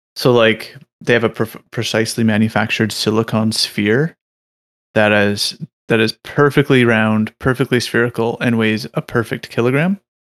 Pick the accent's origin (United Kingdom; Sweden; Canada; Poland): Canada; in Canada, since we're, we're like your little neighbor